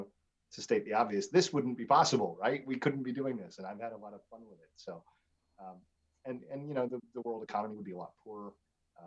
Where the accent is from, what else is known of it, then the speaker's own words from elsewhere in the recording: Saskatchewan, Canada; now in United States; I grew up in Saskatchewan in a very rural place